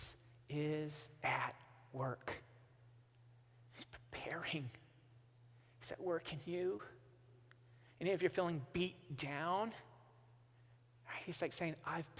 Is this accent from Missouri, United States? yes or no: yes; Missouri, United States; I'm from Missouri